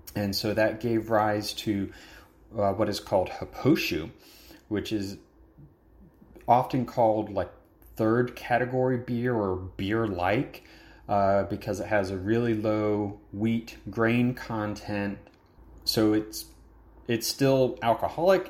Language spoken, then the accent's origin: English; Georgia, United States; moved away as an adult; also born or lived in Alabama; now in Japan; growing up in Georgia, living in Alabama for a number of years